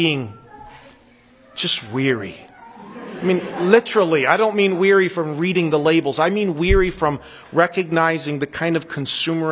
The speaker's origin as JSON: {"language": "English", "country": "United States", "moved": "as an adult", "said": "I still think of America as my country"}